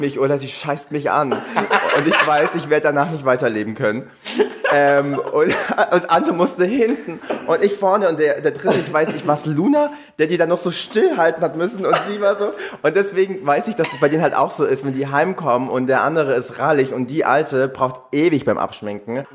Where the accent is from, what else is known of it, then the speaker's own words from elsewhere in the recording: Swabia, Germany; accent: Swabian; wir Schwaben in dem Slang